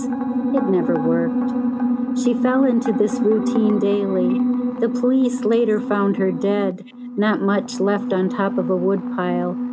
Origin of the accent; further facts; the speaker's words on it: town near Starved Rock State Park, Illinois, United States; in my hometown when I was small